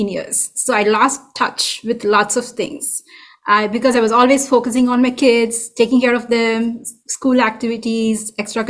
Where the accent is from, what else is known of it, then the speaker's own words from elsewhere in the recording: India; moved away as an adult; now in Folsom, United States; I'm from India